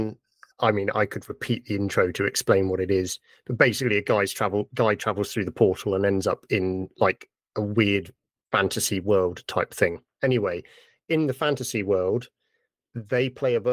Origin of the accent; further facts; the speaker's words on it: United Kingdom; I'm British